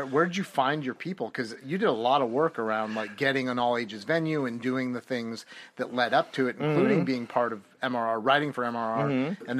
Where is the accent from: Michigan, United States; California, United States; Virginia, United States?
California, United States; Sonoma County; I grew up in Sonoma County mm-hmm. and you can only, you know, you can add probably times 100 to the redneck factor there.